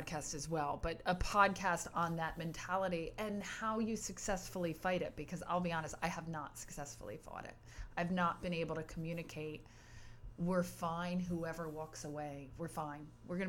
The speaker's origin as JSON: {"language": "English", "town": "Jersey City", "region": "New Jersey", "country": "United States", "lives_now": "Asbury Park, United States", "said": "I came from Jersey City Dyfus, moved down here, and my Dyfus friends wouldn't come to Asbury to visit me, right?"}